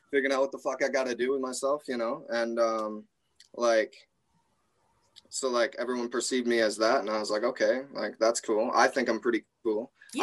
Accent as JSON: {"language": "English", "town": "Traverse City", "region": "Michigan", "country": "United States", "said": "I'm from Traverse City, Michigan"}